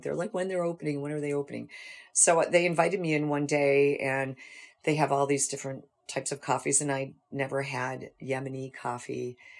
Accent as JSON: {"language": "English", "town": "North Tonawanda", "region": "New York", "country": "United States", "tie": "born or raised there", "said": "I grew up in North Tonawanda, and I went to Buff State College"}